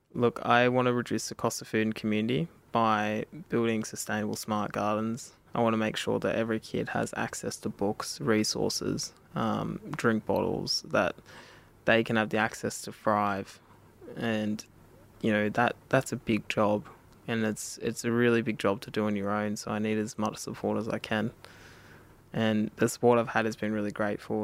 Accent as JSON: {"language": "English", "country": "Australia", "said": "I'm an Indigenous guy myself. I'm from Kamilaroi country"}